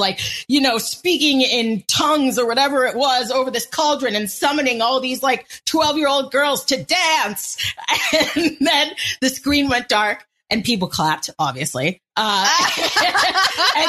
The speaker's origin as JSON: {"language": "English", "region": "Massachusetts", "country": "United States", "tie": "born or raised there", "said": "growing up in Massachusetts, right? We're close to Salem."}